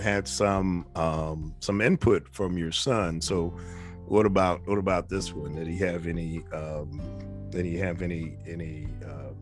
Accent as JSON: {"language": "English", "region": "New York", "country": "United States", "tie": "born or raised there", "said": "I'm a kid from New York"}